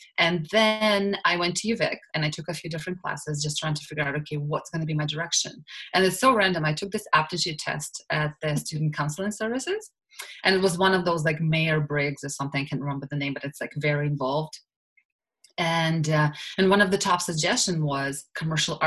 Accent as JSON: {"language": "English", "country": "Russia", "tie": "born or raised there", "second_language": "English", "moved": "as an adult", "lives_now": "Canada", "said": "I'm originally from Russia, and I grew up there, and I finished law school and back home in Russia"}